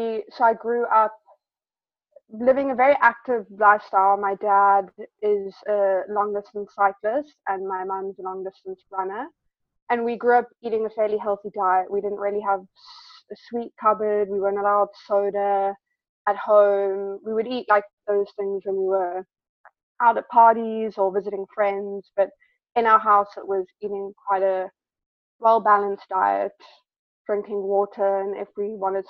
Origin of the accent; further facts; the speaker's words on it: Cape Town, Western Cape, South Africa; moved away; I grew up back home in South Africa in Cape Town